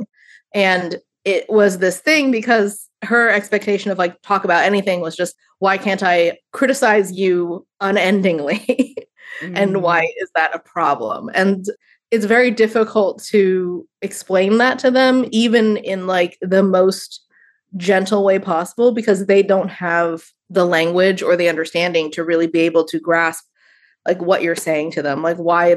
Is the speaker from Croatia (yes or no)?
no; United States; growing up in the United States